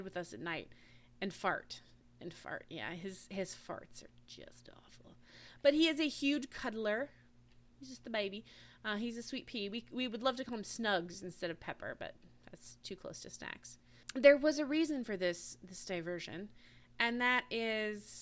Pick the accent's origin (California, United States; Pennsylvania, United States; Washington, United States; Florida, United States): Washington, United States; moved away; also born or lived in Alaska; I grew up in Washington State